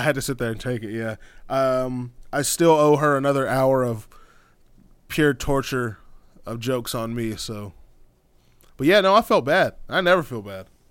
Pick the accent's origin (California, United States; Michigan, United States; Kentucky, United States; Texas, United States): Texas, United States; I'm from Texas